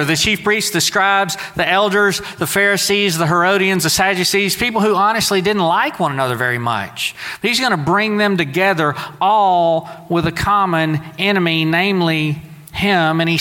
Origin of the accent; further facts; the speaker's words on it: Southeast Texas, United States; moved away; Now, I grew up in Southeast Texas